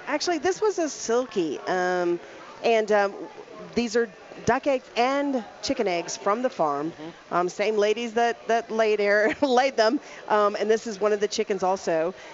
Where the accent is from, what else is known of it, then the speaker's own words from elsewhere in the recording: Louisiana, United States; moved away as an adult; also born or lived in Dallas, Texas; now in Colorado, United States; I'm from Louisiana